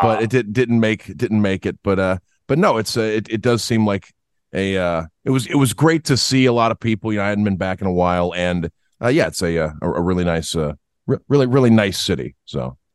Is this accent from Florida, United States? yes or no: yes; Niceville, Florida, United States; also born or lived in Destin, Florida; now in Auburn, United States; I'm from Niceville, because that's probably the one place I lived more than, than anywhere else growing up as a kid